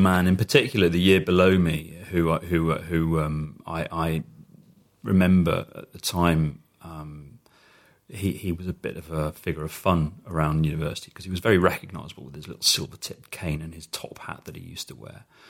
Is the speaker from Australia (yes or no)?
no; United Kingdom; as a British person